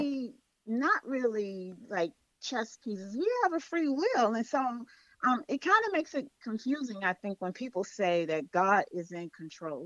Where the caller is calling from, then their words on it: Accokeek, Maryland, United States; I'm calling from Accokeek, Maryland